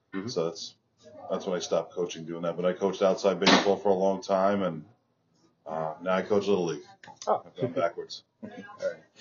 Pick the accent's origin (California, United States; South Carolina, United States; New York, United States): New York, United States; Long Island; I grew up in Long Island, public school kid from Long Island